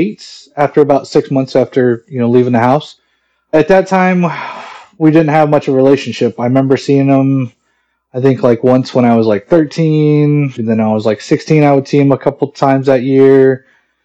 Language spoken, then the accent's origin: English; Mesa, Arizona, United States; I'm 41 years old, and I'm from Mesa, Arizona.